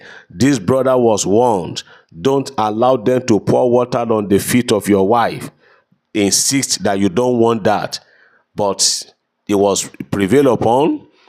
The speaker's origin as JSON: {"language": "English", "region": "London", "country": "United Kingdom", "said": "I am so person from London, United Kingdom."}